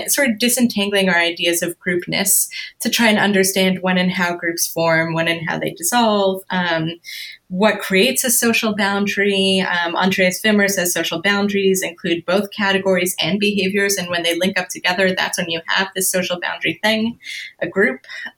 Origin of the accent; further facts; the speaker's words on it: Canada; now in United States; I'm a woman, I am white, I'm Canadian, I'm Jewish, I'm an American immigrant or an immigrant to the US